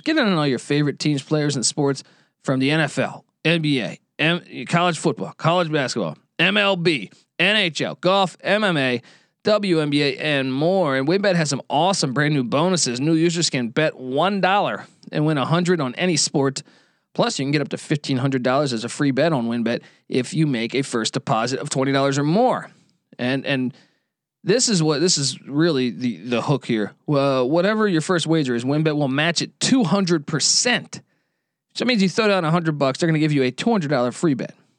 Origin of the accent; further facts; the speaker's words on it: Northern Virginia, United States; also born or lived in Washington, D.C. / Maryland; I grew up in the Virginia, Northern Virginia area, D, Washington, D C, and Maryland